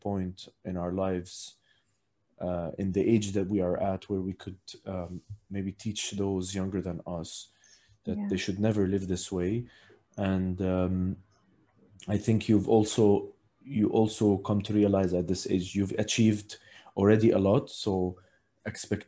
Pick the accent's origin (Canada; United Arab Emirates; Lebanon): United Arab Emirates; Abu Dhabi; growing up in Abu Dhabi, basically grew up on the beach